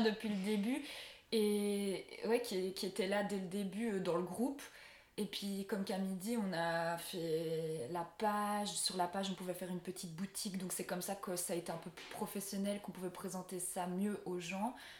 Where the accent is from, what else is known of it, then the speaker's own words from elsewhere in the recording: Belgium; je rentre chez moi en Belgique